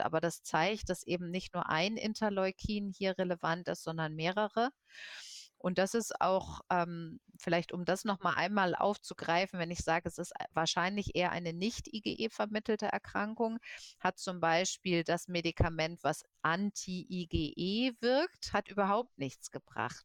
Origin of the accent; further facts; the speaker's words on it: Germany; bei uns in Deutschland